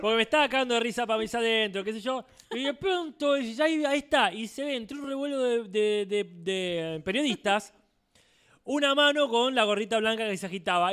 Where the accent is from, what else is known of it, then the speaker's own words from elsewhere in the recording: Argentina; yo soy de Argentina